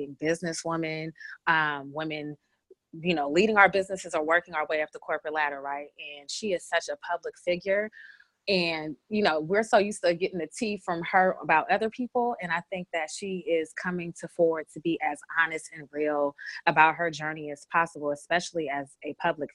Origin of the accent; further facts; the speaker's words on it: Bay Area, California, United States; moved away; the Bay Area where I'm from